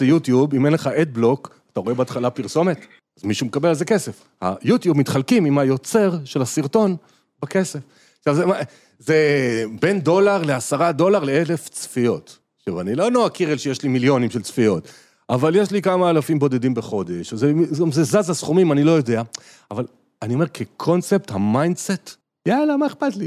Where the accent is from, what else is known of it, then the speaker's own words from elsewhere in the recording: Israel; אנחנו ישראלים